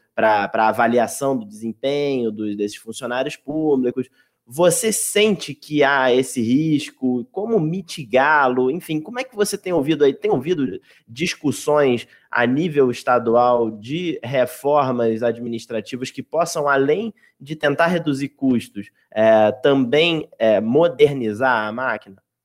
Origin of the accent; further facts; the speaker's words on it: Baixada Fluminense, Rio de Janeiro, Brazil; moved away as an adult; now in São Paulo, Brazil; eu venho da Baixa da Fluminense, no Rio de Janeiro